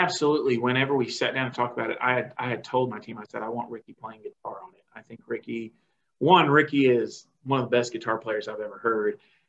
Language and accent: English; Dominican Republic; moved away as an adult; now in United States; growing up in the Dominican, we thought we were cool because we could speak Spanish and we could sing in Spanish and stuff.